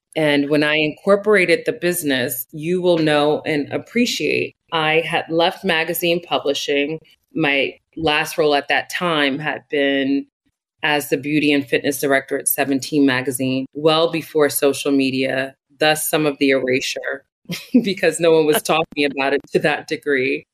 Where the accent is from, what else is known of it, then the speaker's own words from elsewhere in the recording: Newark, New Jersey, United States; develop an education program in my hometown of Newark, New Jersey